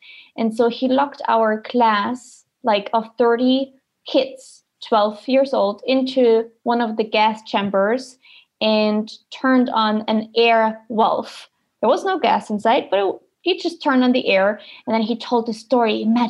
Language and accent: English; East Germany, Germany; I'm from East Germany. I'm very close to the Czech Republic border.